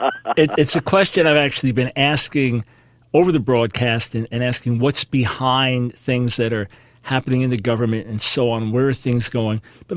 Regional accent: New York, United States; Hey, I'm a New Yorker on top of it.

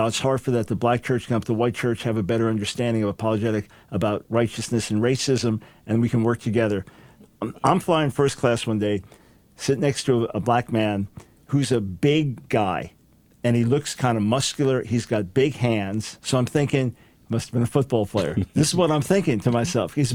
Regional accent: United States; then being Jewish American

